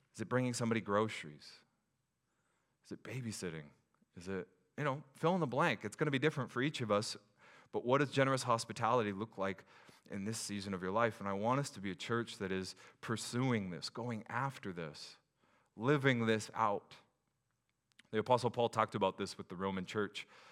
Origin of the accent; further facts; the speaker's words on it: Pacific Northwest, United States; as a Pacific Northwest person